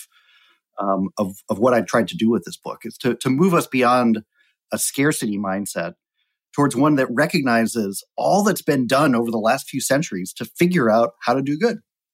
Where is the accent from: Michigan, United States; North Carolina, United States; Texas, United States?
North Carolina, United States; Winston-Salem; I grew up in Winston-Salem, North Carolina